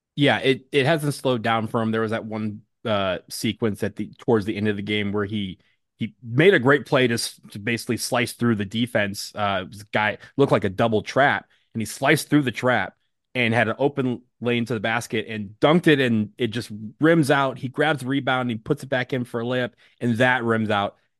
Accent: Michigan, United States; 248 is where I grew up

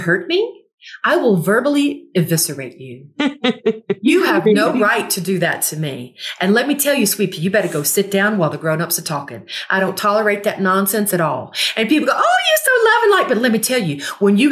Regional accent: Gulfport, Mississippi, United States; now in Southern California, United States; I'm from Gulfport, Mississippi

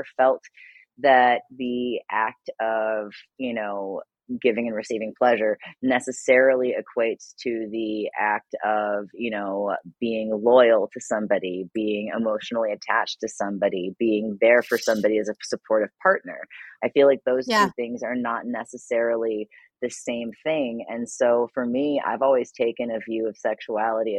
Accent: Ohio, United States; also born or lived in Kansas; I was raised in Ohio

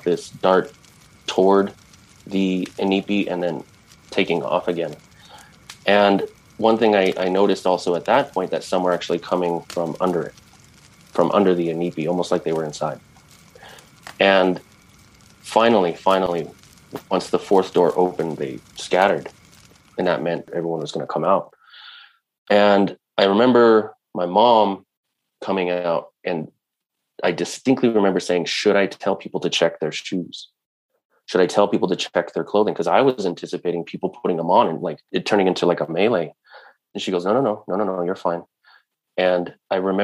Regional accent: Denver, Colorado, United States; when I was a boy growing up in Denver, Colorado

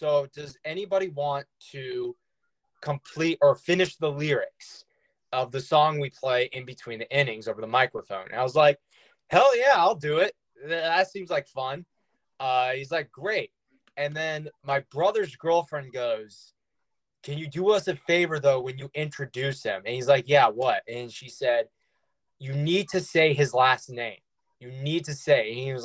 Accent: Winston-Salem, North Carolina, United States; I'm from Winston

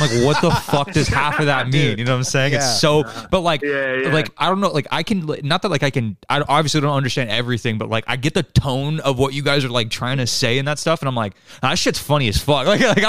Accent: California, United States; Because like, we're from California, so there's like a bunch of California slang

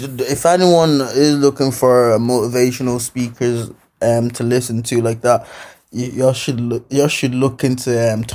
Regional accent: Balbriggan, Leinster, Ireland; growing up in Balbriggan

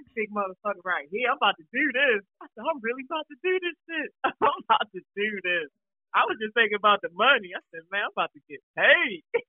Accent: Baltimore, Maryland, United States; now in North Carolina, United States; Cause I mean, like, in Baltimore, there's a lot of helicopters, police, motherfucking drug dealers, shooting, raids, all that stuff. So when I moved to North Carolina and I didn't see that stuff as much no more, I felt weird.

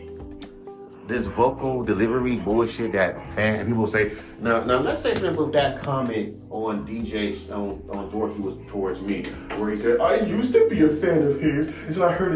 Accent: Inglewood, California, United States; I'm from Inglewood, California

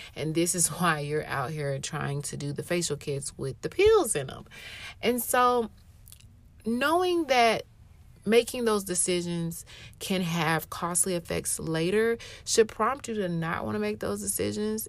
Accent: Atlanta, Georgia, United States; moved away as an adult; also born or lived in Europe / Japan; I was born and raised in Atlanta

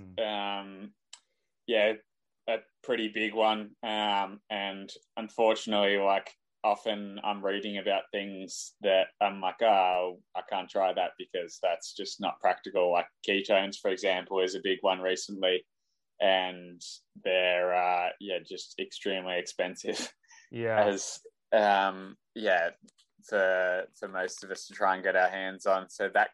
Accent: Australia; I'm an Australian cyclist

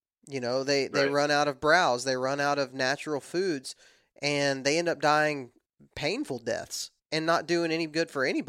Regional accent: the South, United States; I'm from the South, and we don't talk like that.

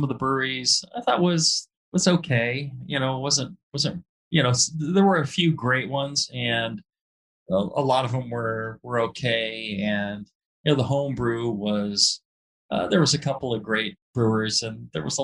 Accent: United States; as a simple American

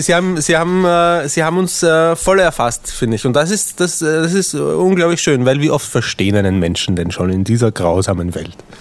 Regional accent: Austria; accent: Austrian; ich habe den österreichischen Akzent

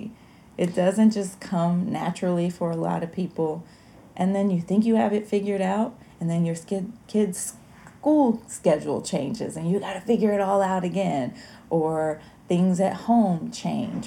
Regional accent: Alabama, United States; I grew up in Alabama

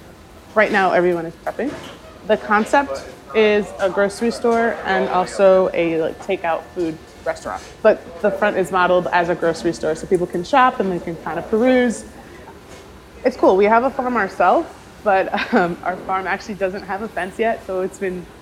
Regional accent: Haiti; So I'm from Haiti, so it's Caribbean.

